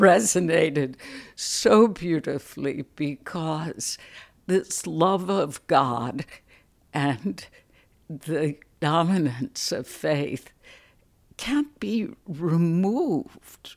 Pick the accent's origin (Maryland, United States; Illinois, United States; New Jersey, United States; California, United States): Illinois, United States; Chicago; when I was a little girl growing up in Chicago